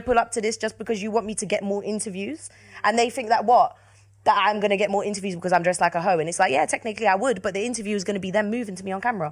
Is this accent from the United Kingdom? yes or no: yes; London, United Kingdom; I'm from South London.